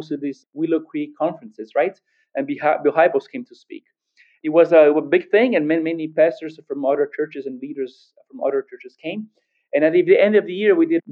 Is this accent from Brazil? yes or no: yes; Brazil; born or raised there